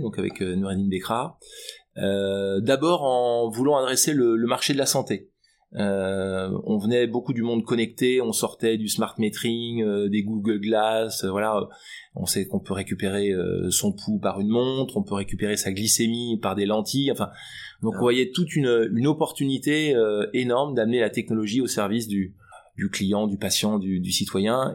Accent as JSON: {"language": "French", "region": "Brittany", "country": "France", "said": "la fierté euh, bretonne qui est dans mon ADN"}